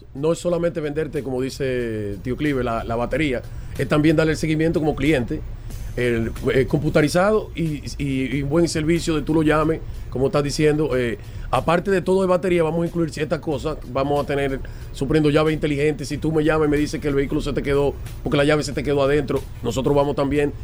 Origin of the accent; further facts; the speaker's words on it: Dominican Republic; now in United States; amo mi tierra, vengo 6, 7 veces al año